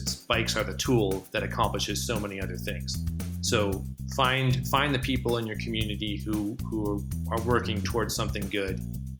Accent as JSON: {"language": "English", "region": "Pacific Northwest", "country": "United States", "also_born_or_lived": "Northeast (college)", "moved": "as an adult", "lives_now": "Boulder, United States", "said": "I went to college in the Northeast, and I'm from the Pacific Northwest originally."}